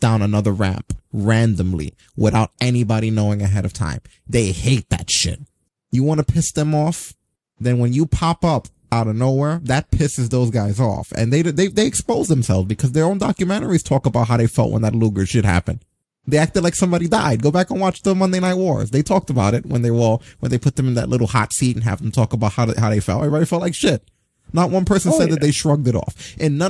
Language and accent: English; United States; As an American